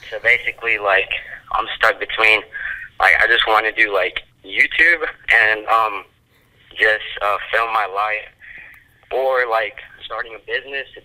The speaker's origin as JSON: {"language": "English", "region": "South Carolina", "country": "United States", "said": "I'm 15, I'm from South Carolina."}